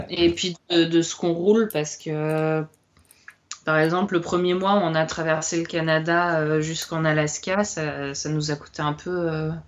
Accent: France; comme on est français, nous, la bouffe, euh, c'est un peu important, quoi.

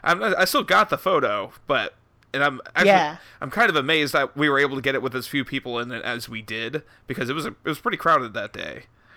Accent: Texas, United States; And I'm a Texan

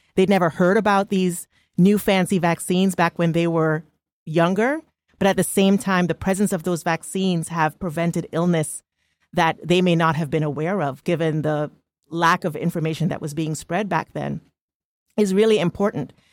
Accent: Trinidad & Tobago; now in United States; born and raised in Trinidad and Tobago

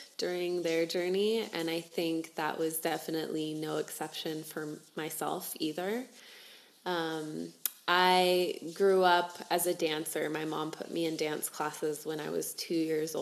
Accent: United States; moved away; also born or lived in South America; I was actually born down here, but I grew up in the States, and both of my parents are from the United States

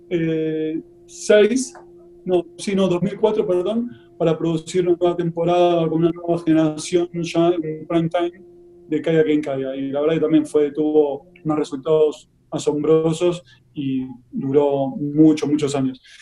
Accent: Argentina; moved away as an adult; also born or lived in Santiago, Chile; now in Madrid, Spain; si anteriormente estuve radicado también en Chile durante dos años y obviamente nací y trabajé en Argentina muchos años y después ya la última etapa mm, en Madrid.

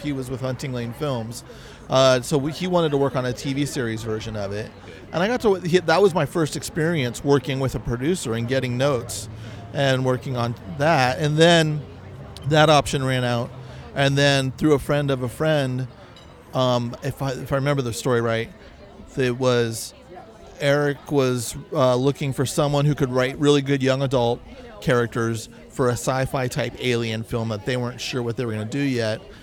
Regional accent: California, United States; accent: California; I just got my California accent

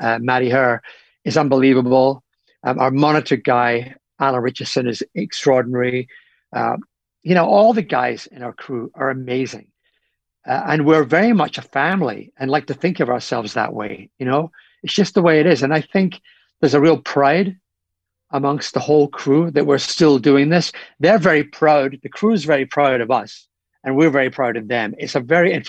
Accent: Scotland, United Kingdom; in my home, well, not in my hometown, but in Glasgow, in Scotland.

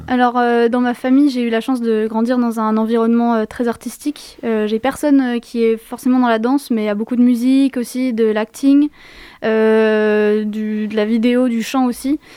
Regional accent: Yvelines, Paris region, Île-de-France, France; Je viens de région parisienne, dans les Yvelines, plus précisément.

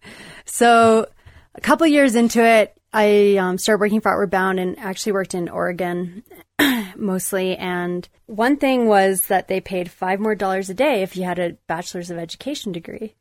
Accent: Calgary, Alberta, Canada; mostly growing up, it was, I was based in Calgary

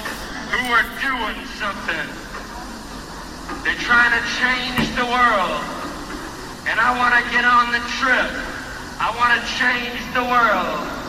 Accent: Melbourne, Florida, United States; moved away as an adult; also born or lived in St. Petersburg, Florida / Tallahassee, Florida / California; Yeah, I was born right here in Melbourne, Florida, 1943.

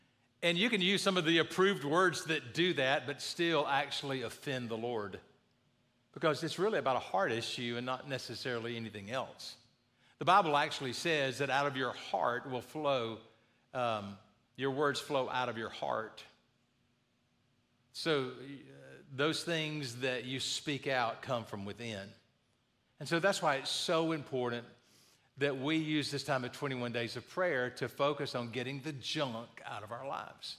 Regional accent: the South, United States; I grew up in the South

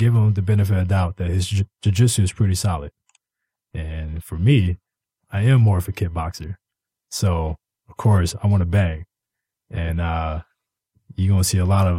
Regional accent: Detroit, Michigan, United States; I'm originated from the east side of Detroit

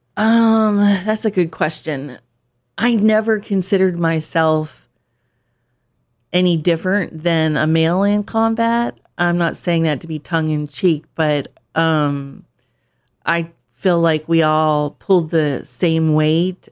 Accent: Pennsylvania, United States; moved away as an adult; also born or lived in Turkey / England / Germany / California; now in Delaware, United States; I'm from Pennsylvania originally

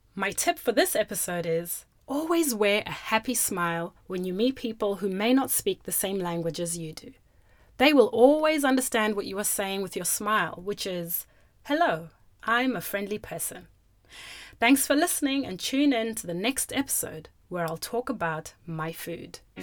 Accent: Zimbabwe; first language Shona; English is a second language; now in Australia; My first language, or my mother tongue from Zimbabwe, is Shona

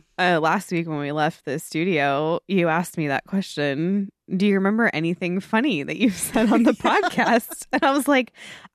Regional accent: Scotland, United Kingdom; But I want to say that I'm Scottish too.

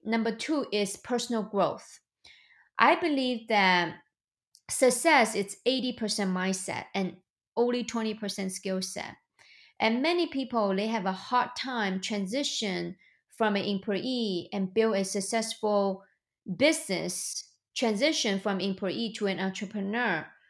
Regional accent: China; moved away as an adult; now in United States; I was born and raised in China. I came to the United States two thousand nine.

